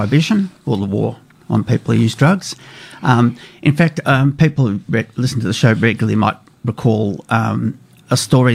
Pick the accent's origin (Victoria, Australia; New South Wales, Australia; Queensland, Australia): Victoria, Australia; Melbourne; also born or lived in United States; I was born in the States, but my mum emigrated when I was, you know, six or seven, and grew up in Melbourne.